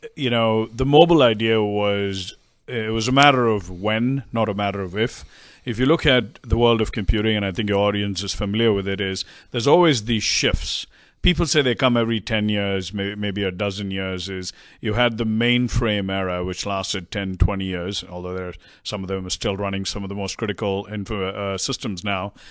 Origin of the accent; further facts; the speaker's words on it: India; moved away as an adult; also born or lived in Hong Kong / Cincinnati / West Coast, United States / East Coast, United States; now in United States; I grew up in India. I got up and moved to the U S